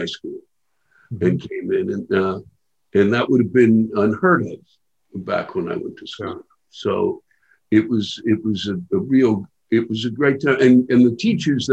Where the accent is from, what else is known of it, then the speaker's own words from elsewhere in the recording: Silver Spring, Maryland, United States; moved away; I'm from Silver Spring around White Oak, and I went to Springbrook High School